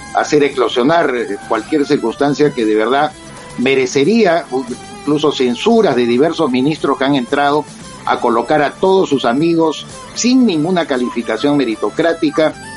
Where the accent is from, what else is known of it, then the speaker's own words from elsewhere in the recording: Peru; en mi país